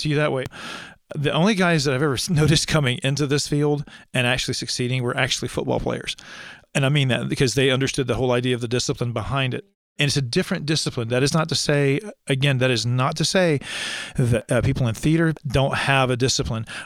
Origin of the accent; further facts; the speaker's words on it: East Alabama, United States; I am from East Alabama